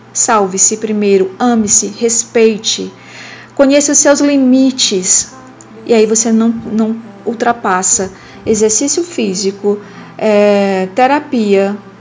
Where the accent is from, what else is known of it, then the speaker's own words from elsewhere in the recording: Ceará, Brazil; Sou cearense, moro em Fortaleza